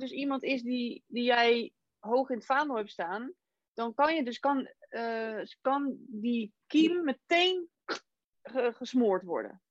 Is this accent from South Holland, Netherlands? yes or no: yes; Rotterdam, South Holland, Netherlands; moved away; Ik kom zelf oorspronkelijk ook uit Rotterdam